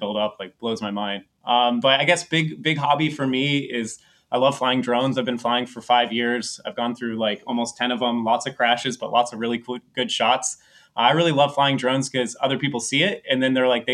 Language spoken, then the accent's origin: English; East Coast, United States; moved away; I grew up in the East Coast, and I haven't lived in the U.S. for a long time